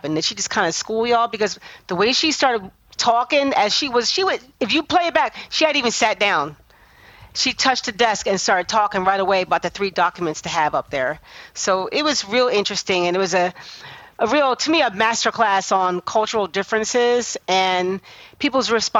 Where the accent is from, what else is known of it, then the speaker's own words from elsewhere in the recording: New Jersey, United States; when I was growing up in South Jersey